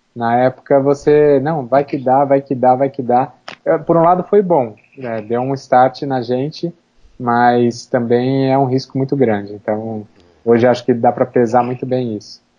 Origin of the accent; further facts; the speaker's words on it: Campinas, São Paulo, Brazil; now in São Paulo, Brazil; Campinas, que é a minha cidade natal